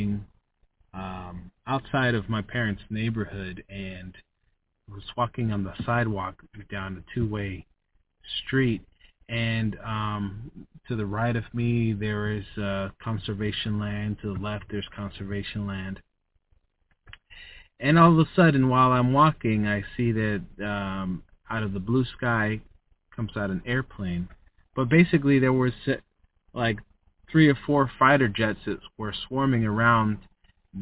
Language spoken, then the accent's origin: English; United States; I was born in the USA. I'm an American